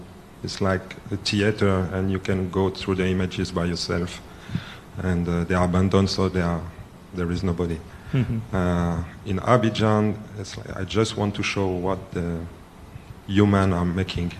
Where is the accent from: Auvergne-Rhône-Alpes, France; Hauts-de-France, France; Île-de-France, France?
Hauts-de-France, France; Lille; I was born in France from an Ivorian father, and my mother is French and Polish, so I'm kind of uprooted